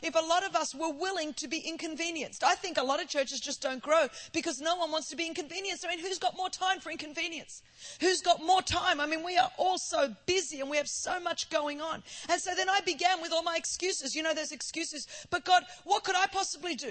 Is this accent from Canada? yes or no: no; Sydney, New South Wales, Australia; first language Greek; English is a second language; I grew up in a background in Sydney, Australia. You know, I grew up second generation migrant Greek